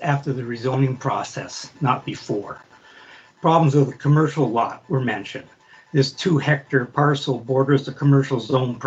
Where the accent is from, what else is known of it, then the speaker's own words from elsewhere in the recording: Comox Valley, British Columbia, Canada; I was born and raised in the Comox Valley